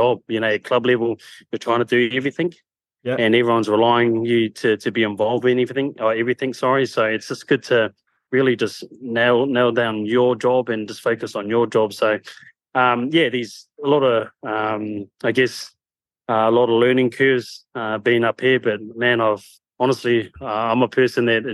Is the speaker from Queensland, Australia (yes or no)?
yes; Queensland, Australia; I'm originally from Queensland, obviously, but I've been travelling all the way to New South Wales for rugby